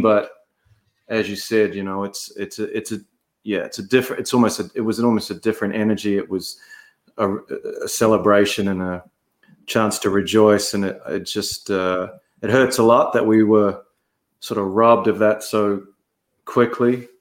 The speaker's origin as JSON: {"language": "English", "town": "Dunedin", "region": "Otago", "country": "New Zealand", "tie": "born or raised there", "said": "I grew up in Dunedin"}